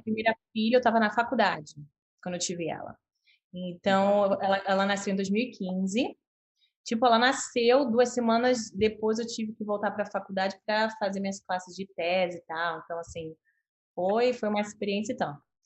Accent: Rio de Janeiro, Brazil; moved away as an adult; also born or lived in United States / São José dos Campos / Canada; eu nasci e cresci no Rio de Janeiro

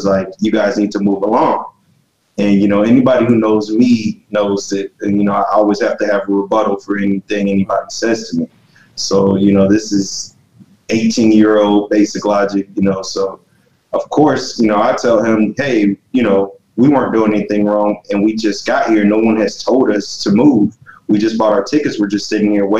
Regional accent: Los Angeles, California, United States; now in Georgia, United States; was born in Los Angeles, California, and I was there during the Rodney King riots

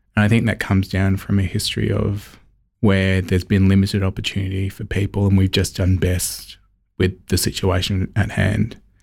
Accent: Elizabeth, South Australia, Australia; one of four, as I said, growing up in Elizabeth, surrounded by family

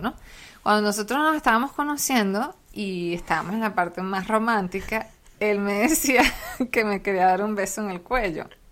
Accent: Venezuela; nosotros como venezolanos

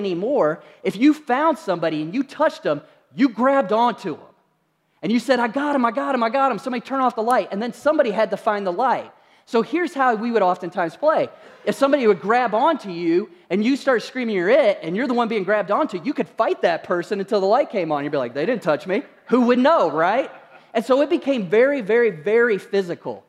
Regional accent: Kentucky, United States; moved away; also born or lived in Utah; when I was growing up, I grew up in Kentucky

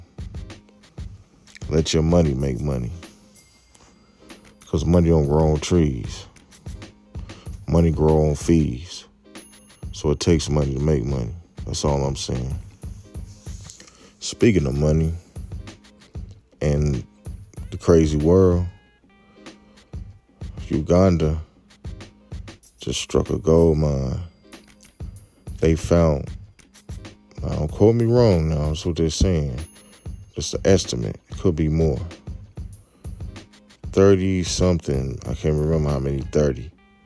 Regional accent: United States; us as American people

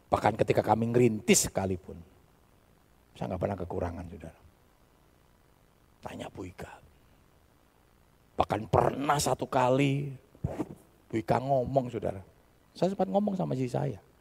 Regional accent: Java, Indonesia; Kita ini orang Jawa, Saudara.

